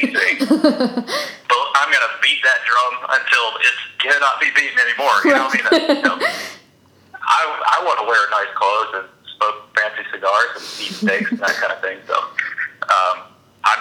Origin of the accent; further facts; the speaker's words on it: Alabama, United States; I'm from Alabama